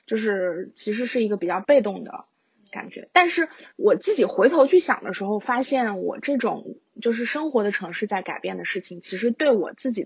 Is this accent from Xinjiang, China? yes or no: yes; Xinjiang, China; 我小时候在新疆吃到的羊肉太好